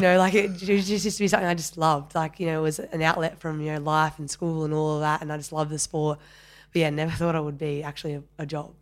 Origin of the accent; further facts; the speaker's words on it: Penrith, New South Wales, Australia; I grew up out west in, in Penrith. Um, I'm a Westie